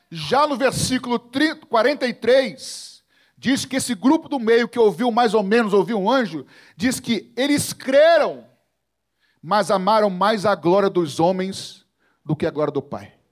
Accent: Rio de Janeiro, Brazil; also born or lived in Botafogo, Rio de Janeiro; Eu morava com meu pai, era solteiro, morava na época em Botafogo. Eu fui criado mais no Andaraí, né, perto do Grajaú, mas morava com meu pai em Botafogo.

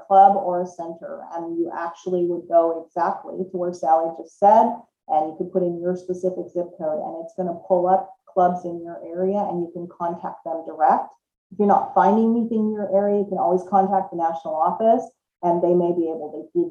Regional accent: Southern California, United States; moved away as an adult; also born or lived in Washington State; now in Washington, United States; I actually was born and raised in Southern California and moved to Washington State in about 1990 is when I moved here

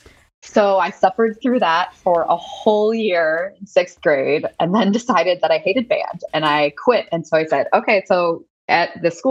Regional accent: Colorado, United States; I grew up in Colorado.

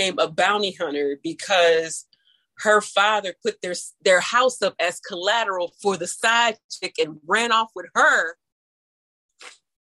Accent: St. Louis, Missouri, United States; where I grew up in St. Louis, St. Louis is a French city anyway

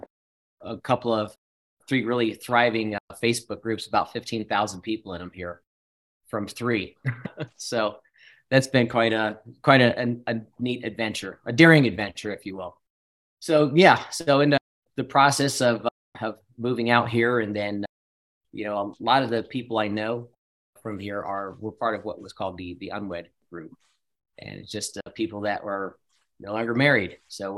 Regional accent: East Coast, United States; moved away as an adult; now in Salt Lake City, United States; I grew up on the East Coast

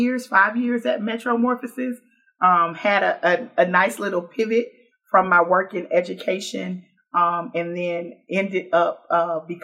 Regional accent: Houston, Texas, United States; now in Baton Rouge, United States; I grew up in the oldest Black neighborhood in Houston, Texas

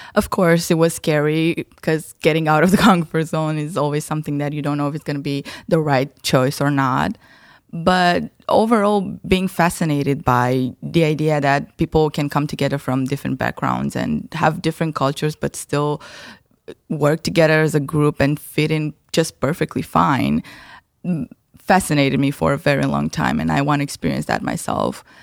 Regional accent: Romania; now in Groningen, Netherlands; I'm from Romania

